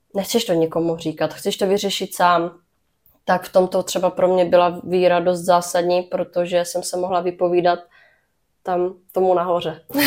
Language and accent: Czech; Brno, South Moravian Region, Czechia; narodila jsem se v Brně, uh-huh. takže jsem uh, rodečka z Brna.